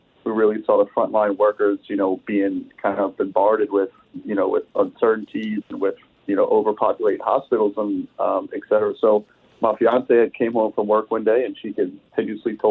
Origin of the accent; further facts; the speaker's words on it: New Orleans, Louisiana, United States; now in California, United States; my hometown of New Orleans